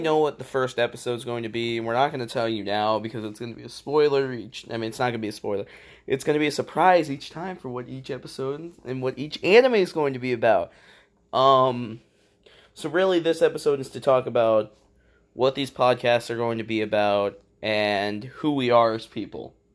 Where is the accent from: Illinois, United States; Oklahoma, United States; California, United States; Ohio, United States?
Illinois, United States; we're from Illinois